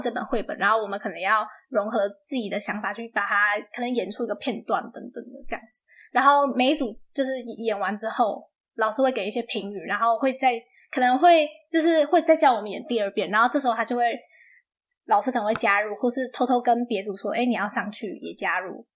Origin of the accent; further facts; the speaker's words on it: Taiwan; moved away; 这个方法可以带回台湾教高中生，因为当然我们母语不是英文嘛